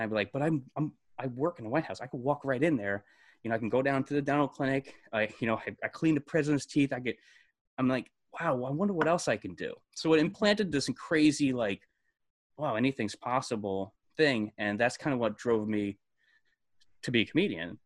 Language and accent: English; Brewster, New York, United States; moved away as an adult; I was born in New York City, and then, uh, I was raised in a town sixty miles north of New York City called Brewster